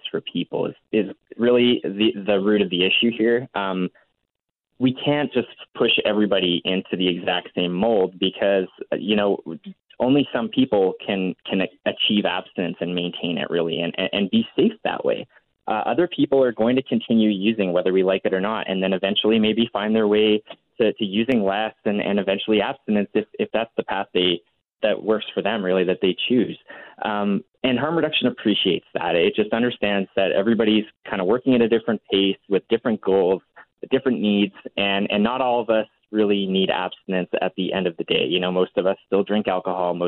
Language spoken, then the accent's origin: English; Alberta, Canada; growing up in Alberta